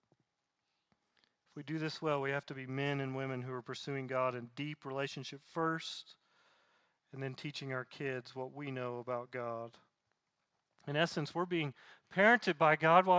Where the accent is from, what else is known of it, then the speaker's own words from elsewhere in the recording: Southeast, United States; Growing up in the Southeast